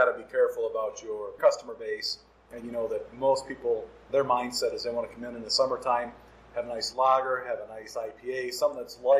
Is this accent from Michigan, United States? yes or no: yes; Hillsdale County, Michigan, United States; accent: Midwest; I grew up here in Hillsdale County.